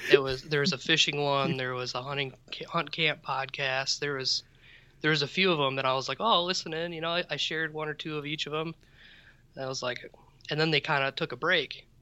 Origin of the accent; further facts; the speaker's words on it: Midwest, United States; as a Midwesterner